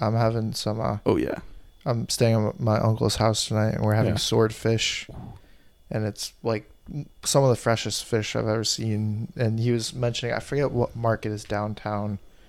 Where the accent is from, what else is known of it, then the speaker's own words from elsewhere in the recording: Burlington, Vermont, United States; Burlington, where we're originally from.